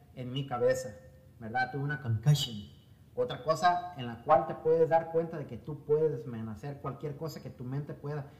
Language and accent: Spanish; Mexico; nosotros como mexicanos, y voy a hablar de mí, de, mi cultura, de mi raza